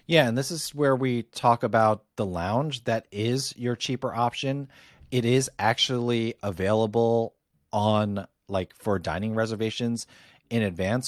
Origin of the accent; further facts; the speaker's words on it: Northeast, United States; for me, a Yankee, not a Yankee fan, but a Yankee from the Northeast